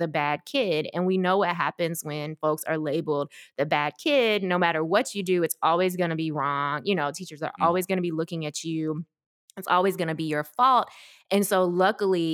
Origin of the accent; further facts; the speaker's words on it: Memphis, Tennessee, United States; also born or lived in South Korea / Washington, D.C. area; I grew up in Memphis, so we moved there when I was, or moved here, I don't know why I said there, moved here when I was about 4 years old, ready for school age